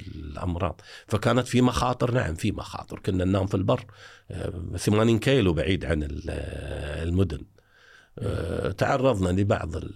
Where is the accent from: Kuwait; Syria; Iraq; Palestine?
Kuwait; عندنا في الكويت